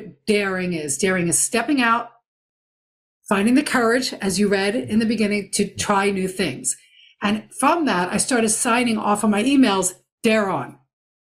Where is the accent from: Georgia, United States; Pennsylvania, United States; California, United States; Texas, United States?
Pennsylvania, United States; Philadelphia; I'm from the Philadelphia area